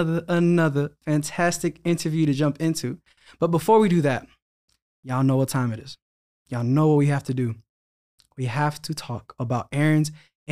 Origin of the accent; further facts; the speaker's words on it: Philadelphia, Pennsylvania, United States; I'm from Philly.